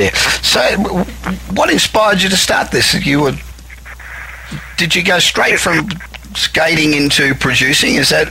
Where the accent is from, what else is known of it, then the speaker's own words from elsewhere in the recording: Australia; moved away as an adult; I'm an Aussie, obviously, and although I've been here 25 years, but I belong to Australians in Film